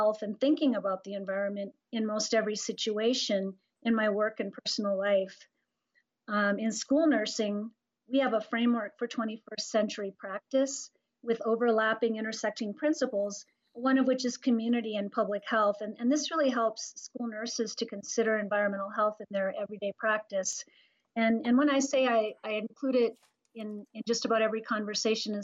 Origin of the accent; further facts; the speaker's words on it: North Dakota, United States; I was born and raised in North Dakota, so I come from a rural background.